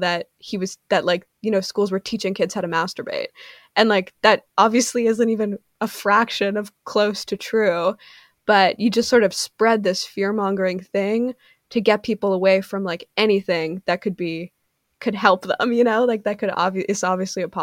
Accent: Canada; I'm Canadian

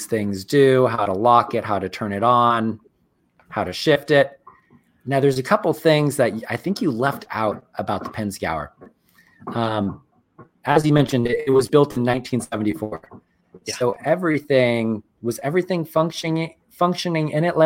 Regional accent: Marin County, California, United States; I grew up in Marin County

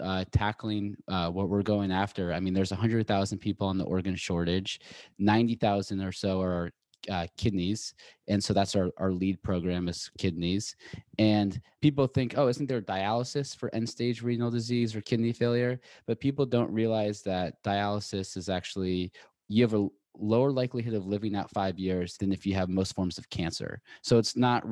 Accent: Seattle, Washington, United States; also born or lived in Boulder / New York / Los Angeles; now in Santa Monica, United States; I'm from Seattle originally, went to school in Boulder, and then moved to New York, and I just moved

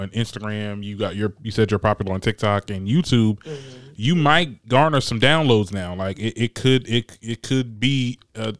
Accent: New Jersey, United States; I'm currently in my hometown. I want to move up to Newark, cause I'm in Jersey

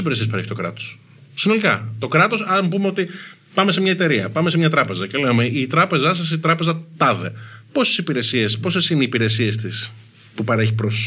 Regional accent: Athens, Attica, Greece; έχω μεγαλώσει στην Αθήνα. Πήγα σχολείο στην Αθήνα, στα Πατήσια. Στα κάτω Πατήσια μεγάλωσα.

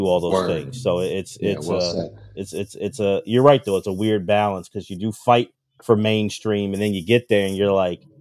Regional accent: East Coast, United States; I'm from the East Coast

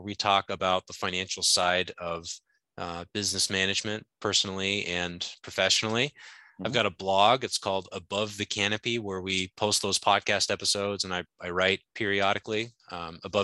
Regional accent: Alaska, United States; moved away as an adult; also born or lived in upstate New York; I grew up in Alaska, went to college to play baseball in upstate New York

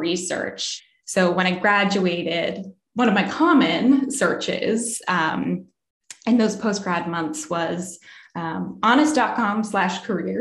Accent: Marblehead, Massachusetts, United States; I grew up in Massachusetts myself in a town called Marblehead

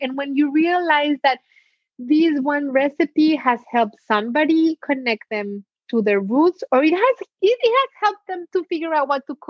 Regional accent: Mexico; born there; my parents were born in Mexico. I was born in Mexico, but some of my grandparents survived the Holocaust and pogroms in Poland, and Mexico welcomed them, and they made Mexico their home.

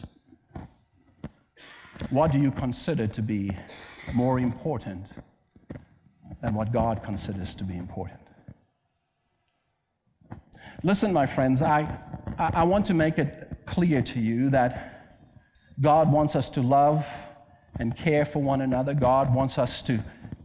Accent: Cape Town, Western Cape, South Africa; moved away; I'm from Cape Town, South Africa

